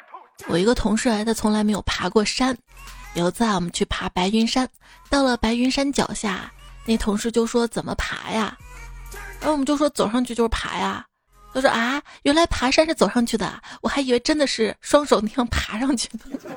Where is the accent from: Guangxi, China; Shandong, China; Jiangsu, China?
Shandong, China; Jinan; 我就是济南人啊！我在那儿也有一次黑历史，记得是两年前吧。